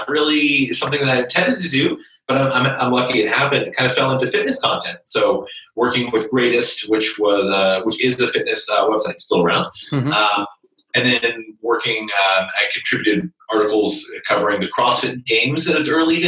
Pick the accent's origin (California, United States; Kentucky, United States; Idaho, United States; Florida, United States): Kentucky, United States; So I was born and raised in Kentucky and grew up in a small town in central Kentucky.